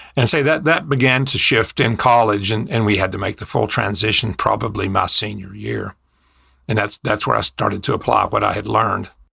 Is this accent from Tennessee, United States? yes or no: yes; Kingsport, Tennessee, United States; I grew up in extreme East Tennessee in a little bitty town called Kingsport